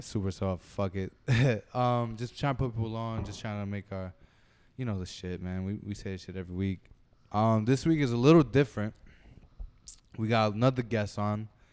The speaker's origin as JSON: {"language": "English", "town": "Brentwood", "region": "New York", "country": "United States", "said": "we're from Brentwood"}